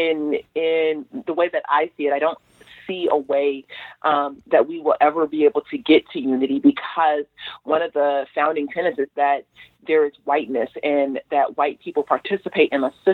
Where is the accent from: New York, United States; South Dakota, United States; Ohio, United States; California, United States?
California, United States; Los Angeles; I grew up in South